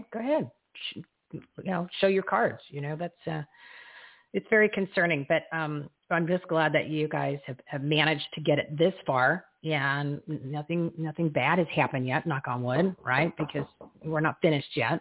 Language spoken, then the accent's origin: English; Arizona, United States; we as American citizens, we as Arizonans